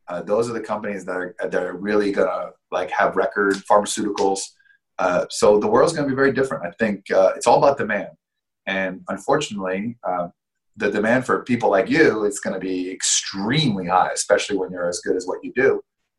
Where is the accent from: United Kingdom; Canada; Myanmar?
Canada; moved away; I came from Canada about over 10 years ago with no money